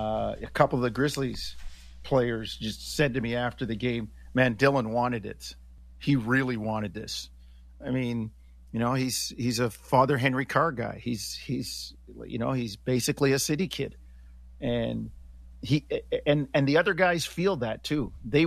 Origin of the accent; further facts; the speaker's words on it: Hamilton, Ontario, Canada; You know, kind of, well, I'm not really from Toronto. I'm from Hamilton.